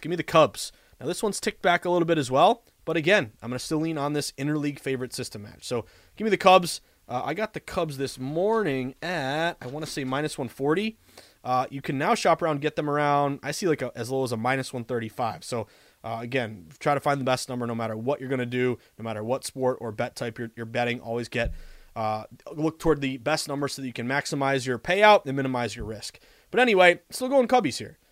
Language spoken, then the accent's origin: English; Western Massachusetts, United States; also born or lived in Boston; I'm from Western Mass.